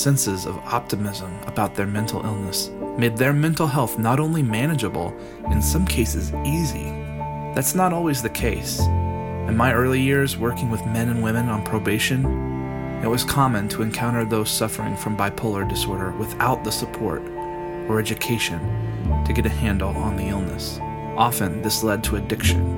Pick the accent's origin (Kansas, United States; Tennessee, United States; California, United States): Tennessee, United States; We both grew up in Tennessee